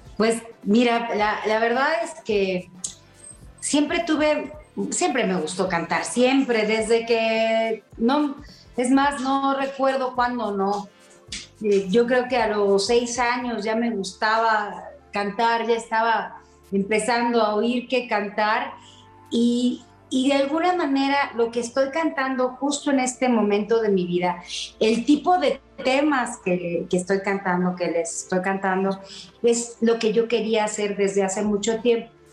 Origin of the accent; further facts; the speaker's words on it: Querétaro, Mexico; yo soy queretana